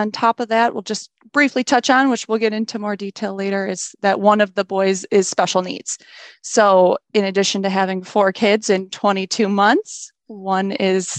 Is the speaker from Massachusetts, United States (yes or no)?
no; Southeast Michigan, United States; I've been born and raised in Southeast Michigan